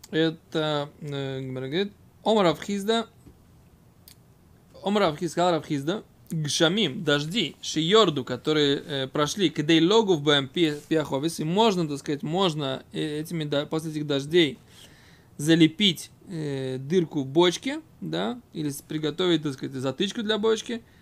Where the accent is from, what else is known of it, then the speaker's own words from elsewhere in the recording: Voronezh, Voronezh Oblast, Russia; Я из Воронежа просто.